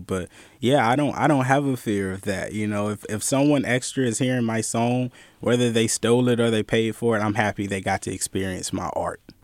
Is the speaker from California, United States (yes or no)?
yes; Bay Area, California, United States; I'm from the Bay Area. I grew up in a time of bootlegging